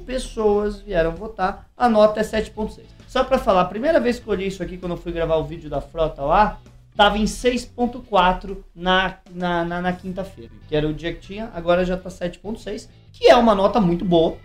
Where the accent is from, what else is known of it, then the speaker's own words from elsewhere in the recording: Brazil; eu sou brasileiro